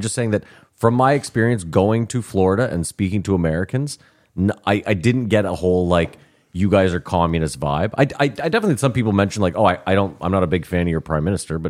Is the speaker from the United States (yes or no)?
no; Canada; I'm Canadian.